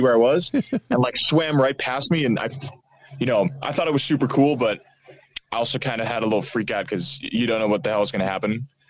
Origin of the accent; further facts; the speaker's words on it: Netherlands; first language Dutch; English is a second language; moved away as an adult; also born or lived in Amsterdam; I'm, I'm a half American, but I lived in uh, the Netherlands for most of my life